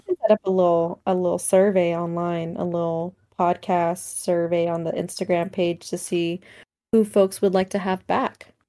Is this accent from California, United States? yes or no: yes; the Bay Area, California, United States; I'm from the Bay